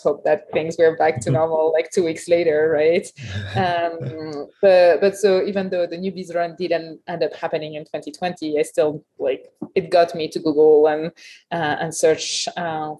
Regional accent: Paris, Île-de-France, France; English is a second language; moved away as an adult; also born or lived in Berkeley, California; now in Truckee, United States; I grew up in Paris in France. I was there until 2008 when I arrived in Berkeley

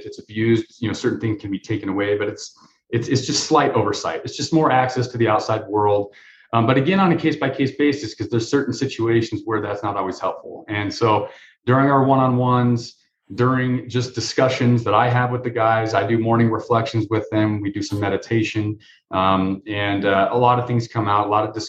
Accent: Denver, Colorado, United States; I grew up in Denver

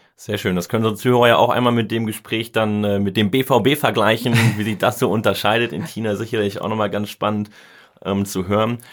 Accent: Cologne, North Rhine-Westphalia, Germany; als Kölner

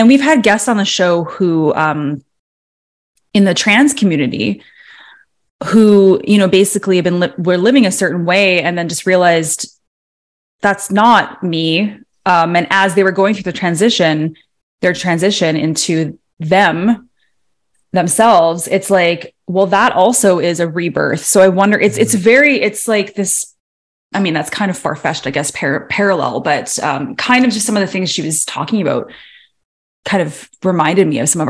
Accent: Toronto, Ontario, Canada; Speaking of, because I grew up, I was born in Toronto, and I grew up like, you know, the Blue Jays.

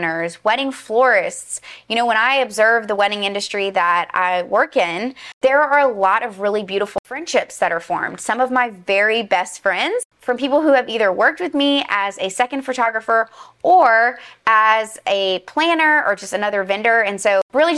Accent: Louisiana, United States; I'm from Louisiana

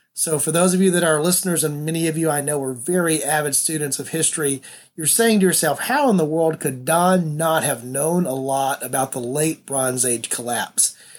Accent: the South, United States; I'm from the South, and I was raised to do that.

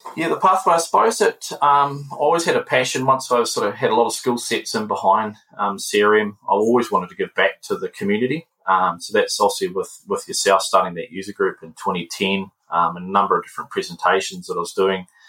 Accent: Palmerston North, Manawatū-Whanganui, New Zealand; moved away as an adult; now in Auckland, New Zealand; Palmerston North is my hometown

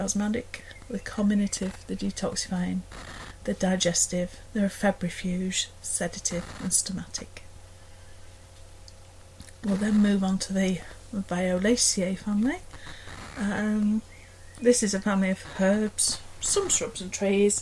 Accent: Derbyshire, East Midlands, United Kingdom; accent: Derbyshire; with my Derbyshire accent you get a very Derbyshire version

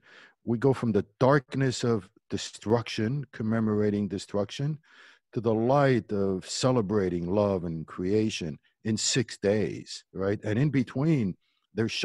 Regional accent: Montreal, Quebec, Canada; moved away as an adult; also born or lived in Berrechid, Morocco; now in Los Angeles, United States; that's where I grew up in Canada and graduated from McGill University

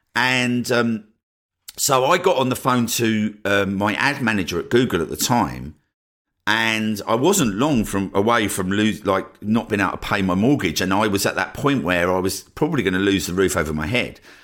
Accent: Essex, East of England, United Kingdom; moved away as an adult; also born or lived in Cornwall / Brighton; my hometown in Essex

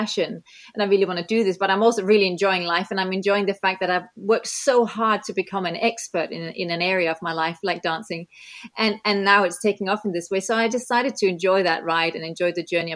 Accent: Denmark; moved away; also born or lived in New Zealand / England; I grew up in Denmark

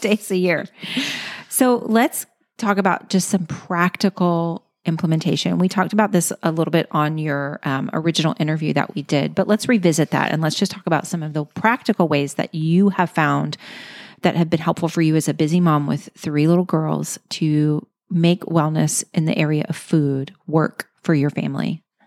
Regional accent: Louisiana, United States; I'm from Louisiana.

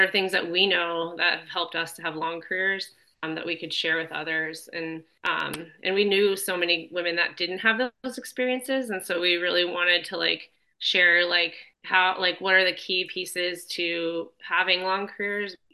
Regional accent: Arizona, United States; I grew up in Arizona

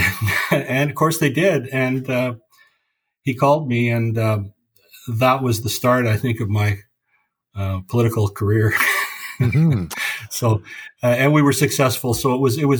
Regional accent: Vancouver, British Columbia, Canada; I was born here. So, you know, I grew up in Vancouver

